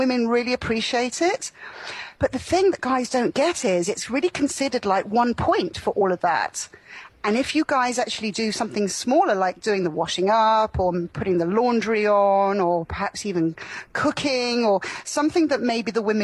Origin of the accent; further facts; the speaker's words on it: Florida, United States; moved away; also born or lived in London; I grew up in Florida